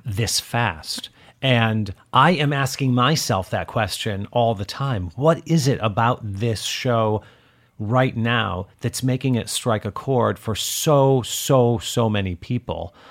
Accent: Detroit, Michigan, United States; And I'm from Detroit

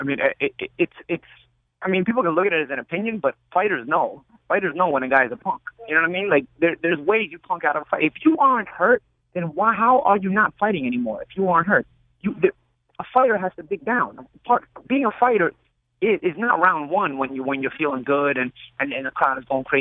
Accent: New York, United States; I'm from New York. I'm original New York

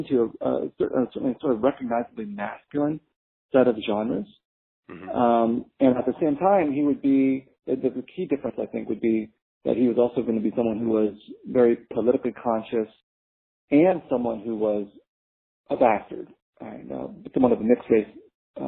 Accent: San Jose, California, United States; also born or lived in Vietnam; I was growing up in San Jose, California, as a refugee

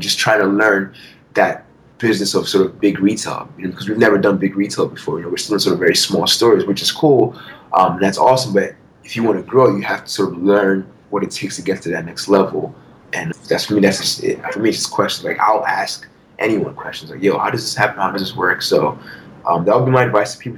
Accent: Nigeria; also born or lived in Philadelphia; now in United States; growing up in Nigeria

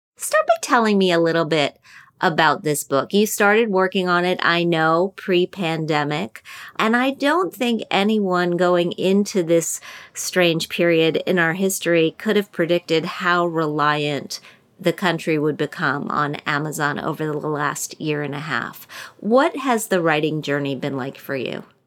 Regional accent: Wheeling, West Virginia, United States; my hometown of Wheeling, West Virginia

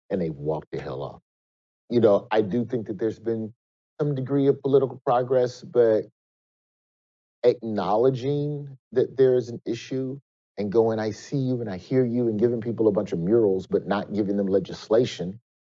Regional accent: Alabama, United States; Alabama, my home state.

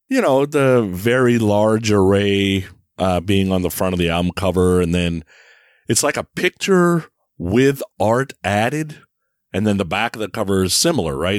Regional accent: Bay Area, California, United States; moved away as an adult; also born or lived in San Francisco; now in Ohio, United States; I live in Ohio now, but I grew up in the Bay Area. So I was in the Bay Area from 1980 to what, 2021

